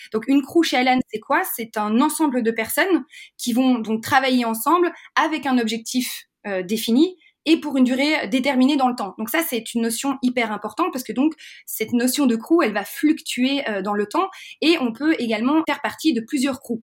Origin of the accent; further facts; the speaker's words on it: Belgium; moved away; je suis belge